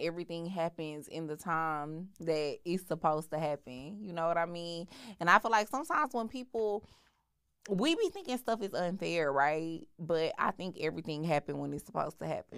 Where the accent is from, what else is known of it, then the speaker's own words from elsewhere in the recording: Houston, Texas, United States; I grew up in Houston.